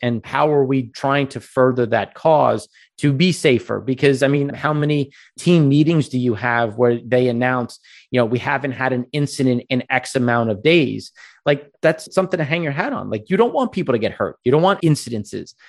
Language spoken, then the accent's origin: English; Long Island, New York, United States; I grew up on Long Island